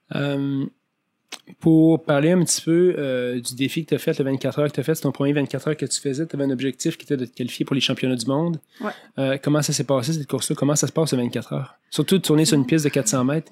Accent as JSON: {"language": "French", "town": "Montmagny", "region": "Quebec", "country": "Canada", "tie": "born or raised there", "lives_now": "Montreal, Canada", "said": "J'ai grandi à Montmagny"}